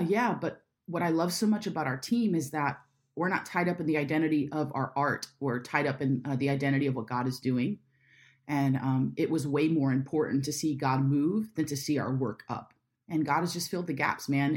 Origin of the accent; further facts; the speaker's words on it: Jacksonville, Florida, United States; I'm from Jacksonville